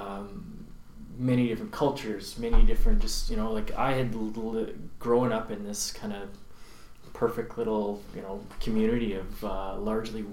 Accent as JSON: {"language": "English", "town": "Carnduff", "region": "Saskatchewan", "country": "Canada", "tie": "born or raised there", "moved": "as an adult", "lives_now": "Okanagan, Canada", "said": "I grew up in a small little town called Carndove in 20 minutes from North Dakota and 20 minutes from Manitoba."}